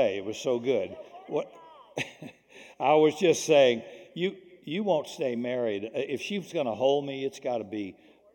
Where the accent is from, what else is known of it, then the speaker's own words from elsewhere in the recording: the South, United States; When I was raised in the South, racism and bigotry existed culturally there